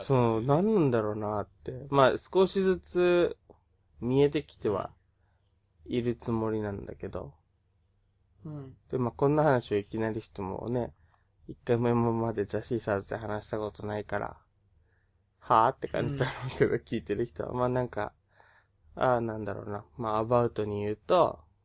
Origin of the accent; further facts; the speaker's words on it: Okinawa, Japan; 沖縄出身なので、まあ、方言出るかもしれないし